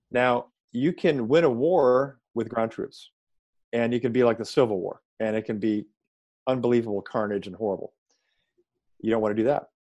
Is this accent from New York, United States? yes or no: no; Chicago, Illinois, United States; moved away as an adult; also born or lived in Atlanta, Georgia / Baltimore; I grew up in Chicago